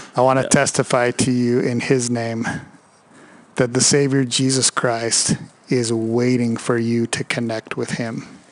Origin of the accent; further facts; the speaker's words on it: Northern Idaho, United States; we're two knuckleheads from Northern Idaho.